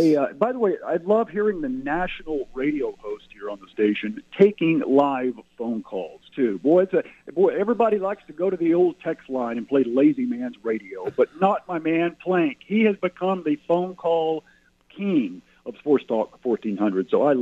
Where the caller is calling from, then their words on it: Cement, Oklahoma, United States; Thanks for taking the phone calls. … from Cement, and it's time for Bria to fly.